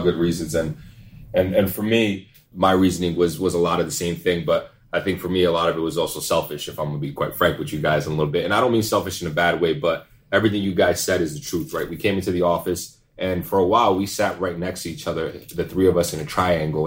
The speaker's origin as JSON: {"language": "English", "town": "Pawtucket", "region": "Rhode Island", "country": "United States", "tie": "born or raised there", "said": "So I'm from Rhode Island. Obviously, for those of y'all that don't know, Pawtucket, Rhode Island, to be exact. Born and raised"}